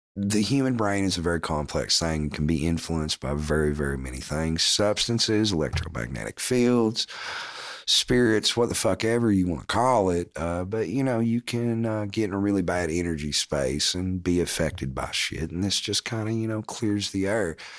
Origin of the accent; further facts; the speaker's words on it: Morristown, Tennessee, United States; A M thirteen hundred W M T N, right? Like, my hometown